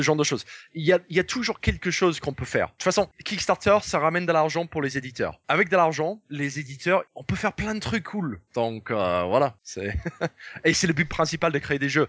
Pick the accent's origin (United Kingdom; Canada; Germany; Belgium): United Kingdom; England; French is a second language; also born or lived in Paris, France; now in France; en tant qu'anglais, le dimanche, c'est un peu le journée où on prend tous un gros repas ensemble autour de la table en famille